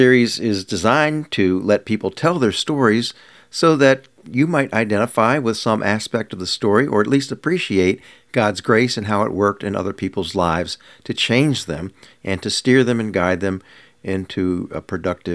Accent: Washington, Maryland, United States; I'm from the Washington, D.C. suburbs area

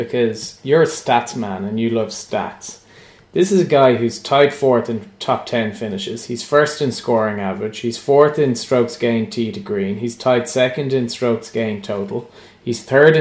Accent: Ireland; as an Irish perspective

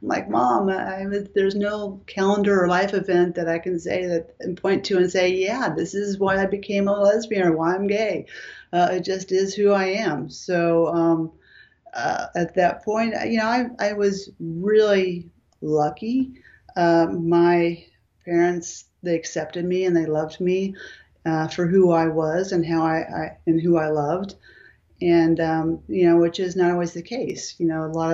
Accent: Los Angeles, California, United States; I was born and raised in Southern California

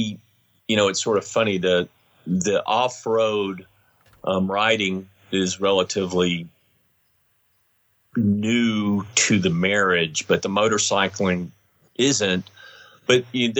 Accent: Tennessee, United States; now in Salt Lake City, United States; I grew up on Hadakas and little Hondas and you know, but in Tennessee, you know, not in Utah

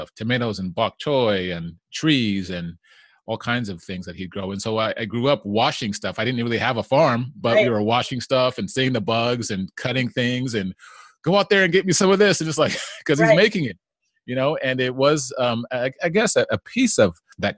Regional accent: Vallejo, California, United States; also born or lived in San Jose; my family, we moved from San Jose to Vallejo when I was a young boy

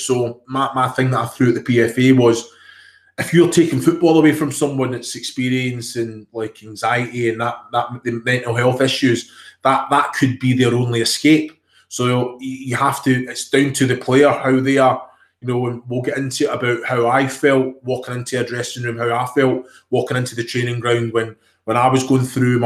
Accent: Scotland, United Kingdom; accent: Glaswegian; moved away as an adult; also born or lived in Kilmarnock / Glasgow; I'm Scottish born and bred.

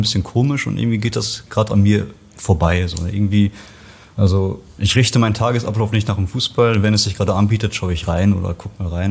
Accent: Bocholt, North Rhine-Westphalia, Germany; also born or lived in Poland / Bochum; wir sind dann mit eins rüber äh, nach Nordrhein-Westfalen, Bocholt, Westmünsterland, da bin ich dann aufgewachsen

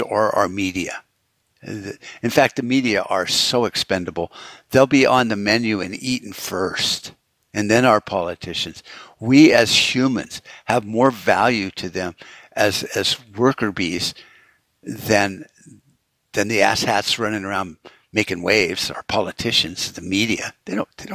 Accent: United States; as an American

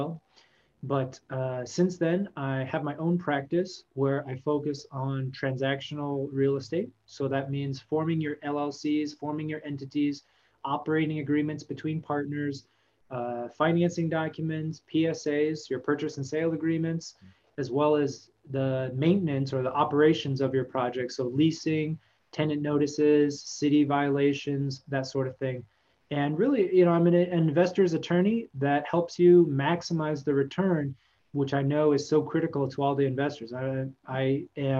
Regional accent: Texas, United States; I grew up in Texas

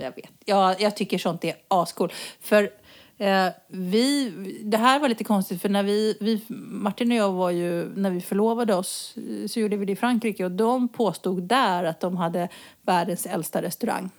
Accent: Sweden; now in Spain; vi kommer från Sverige

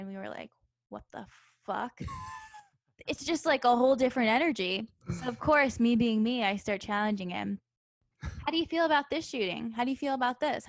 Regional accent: New Jersey, United States; moved away; the town I grew up in New Jersey was actually very conservative.

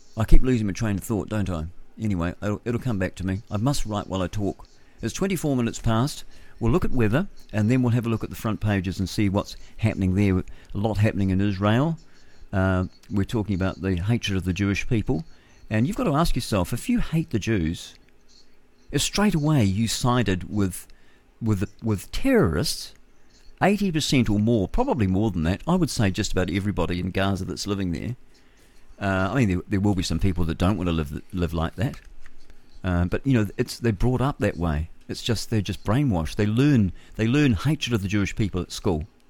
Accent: Levin, Manawatū-Whanganui, New Zealand; Levin's a beautiful town. I was born there in the Levin Maternity Hospital. I was in 1960, and it was fabulous. I had my tonsils out there

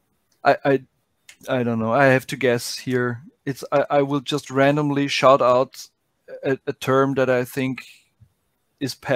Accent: Austria; I'm from Austria, from Middle Europe

